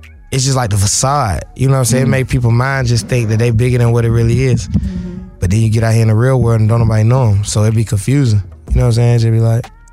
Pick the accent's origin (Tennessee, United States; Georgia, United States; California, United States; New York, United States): Georgia, United States; Decatur; I'm from East Atlanta. Decatur